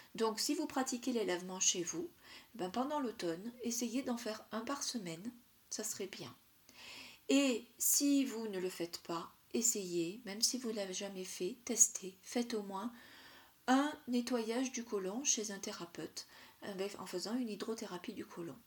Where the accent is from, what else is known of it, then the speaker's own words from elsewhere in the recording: south-east France, France; dans le sud, ma région d'origine, dans le sud-est